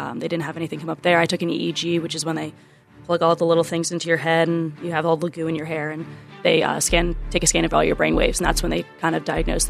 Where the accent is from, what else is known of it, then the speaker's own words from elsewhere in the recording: Pottstown, Pennsylvania, United States; moved away as an adult; now in Philadelphia, United States; I'm from Pottstown, Pennsylvania. I'm not used to big buildings. I'm used to farm country and running around having fields around me, not buildings.